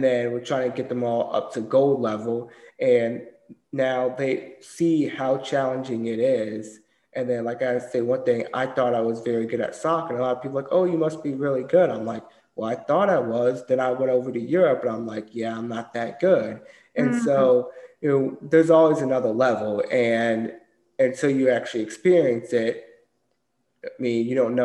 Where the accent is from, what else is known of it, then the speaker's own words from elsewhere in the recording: Durham, North Carolina, United States; also born or lived in Germany; I grew up here, and I grew up in Durham, North Carolina